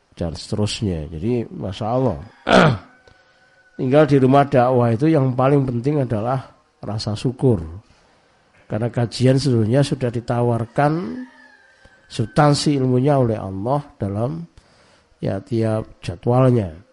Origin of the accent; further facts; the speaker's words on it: East Java, Indonesia; di Jawa Timur, termasuk di kampung saya ini